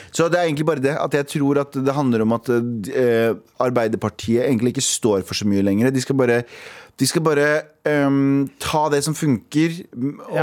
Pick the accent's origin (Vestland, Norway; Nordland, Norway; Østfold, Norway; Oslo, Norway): Østfold, Norway; Mysen; jeg er fra Mysen